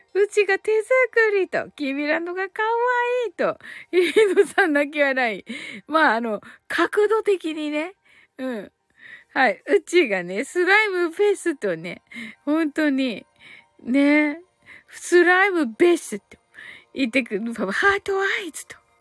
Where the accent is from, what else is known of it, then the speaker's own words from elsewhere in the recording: Kyushu, Japan; 九州人だから